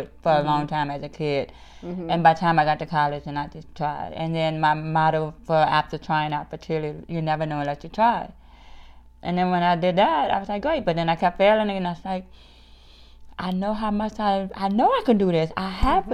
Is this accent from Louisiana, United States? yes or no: yes; New Orleans, Louisiana, United States; now in Arkansas, United States; I'm originally from New Orleans, Louisiana